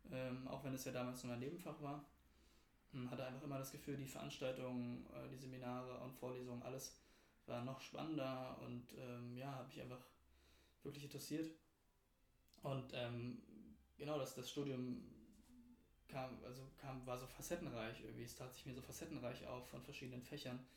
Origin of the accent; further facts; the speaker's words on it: Berlin, Germany; ich bin selbst aus Berlin, aus Berlin-Mitte, äh, aus dem Zentrum der Stadt sozusagen.